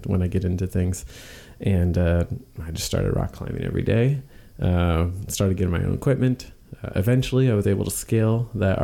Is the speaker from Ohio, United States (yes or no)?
yes; Cleveland, Ohio, United States; I grew up in Cleveland, Ohio